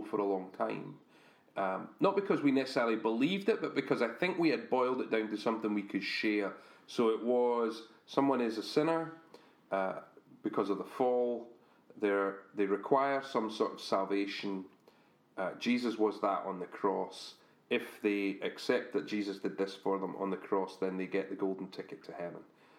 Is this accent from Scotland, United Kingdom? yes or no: yes; Scotland, United Kingdom; we're Scottish